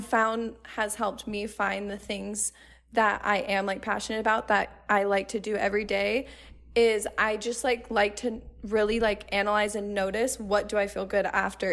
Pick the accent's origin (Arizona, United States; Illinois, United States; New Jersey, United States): Arizona, United States; I grew up in Arizona, so I've never moved out of Arizona before